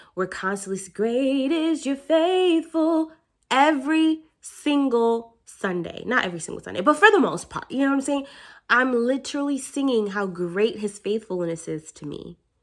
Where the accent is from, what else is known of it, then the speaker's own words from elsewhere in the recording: New York, United States; I'm from New York